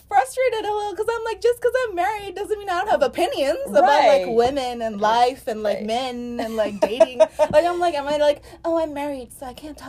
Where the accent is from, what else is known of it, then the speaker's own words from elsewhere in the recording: Dhaka, Dhaka Division, Bangladesh; moved away as an adult; also born or lived in Texas; now in United States; I'm actually from Dhaka, Bangladesh. So that's like in South Asia.